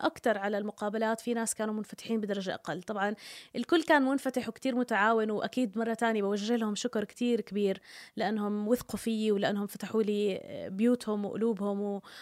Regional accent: Jordan; انا مواطنه اردنيه

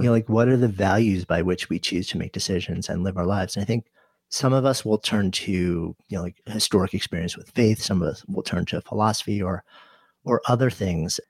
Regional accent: suburban New York City, United States; I grew up outside of New York City, in s, suburban New York City

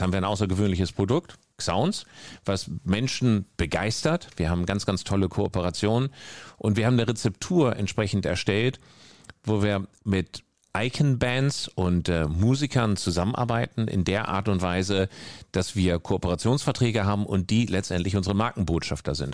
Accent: North Denmark Region, Denmark; moved away; ich bin ganz, ganz oben im Norden in Dänemark groß geworden

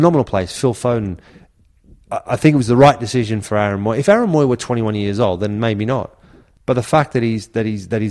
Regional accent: Australia; moved away as an adult; also born or lived in Middlesbrough; growing up in Australia

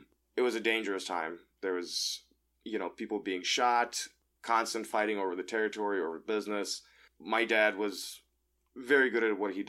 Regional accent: Moscow, Russia; I grew up in Moscow, Russia.

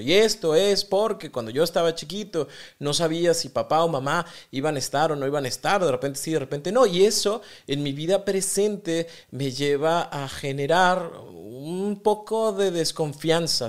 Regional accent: Mexico; Yo soy mexicano

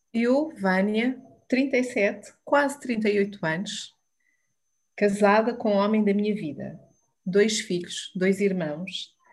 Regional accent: Alcobaça, Leiria District, Portugal; Sou de Alcobaça, estudei licenciatura em serviço social

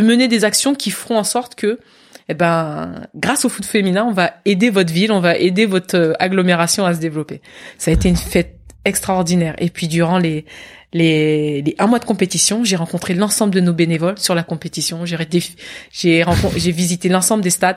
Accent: Versailles, Île-de-France, France; also born or lived in Guadeloupe; c'est moi jouant avec mes, mes voisins dans le parc du château de Versailles. C'est là où j'ai grandi.

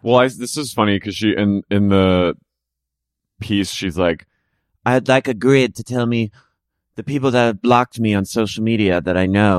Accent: near Cherry Hill, New Jersey, United States; I grew up near Finch.

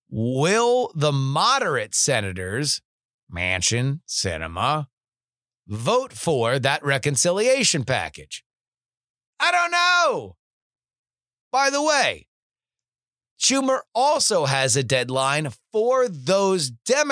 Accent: South Florida, United States; Growing up in South Florida

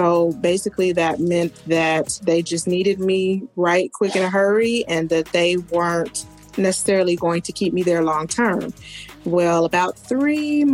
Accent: Kansas, United States; also born or lived in Houston, Texas; now in Dallas, United States; I'm originally from Kansas, so it's like I always tell people, Dallas is a blend of my hometown and Houston mixed together

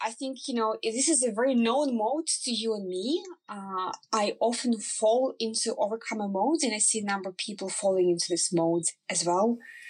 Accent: Ukraine; English is a second language; moved away as an adult; now in Norway; So I came from Ukraine to Norway. I was the youngest employee in the organization.

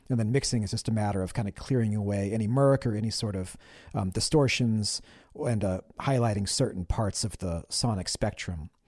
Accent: Olympia, Washington, United States; growing up in Olympia during those days, like, you know, I graduated high school in nineteen ninety-six

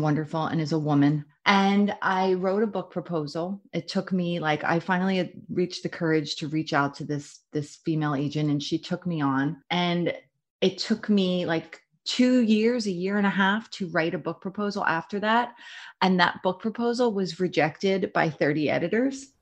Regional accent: Philadelphia, Pennsylvania, United States; I'm from Philadelphia, from Jersey, almost the same

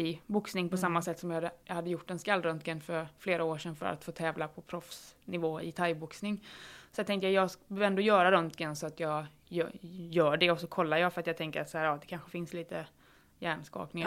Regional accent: Falkenberg, Halland County, Sweden; moved away; jag är från början, eller från allra första början hästtjej som liksom räddade myror på grusvägen hemma i Falkenberg

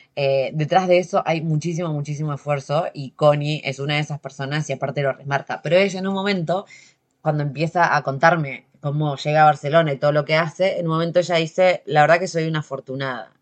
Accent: Argentina; moved away as an adult; soy una argentina que vive viajando hace 10 años

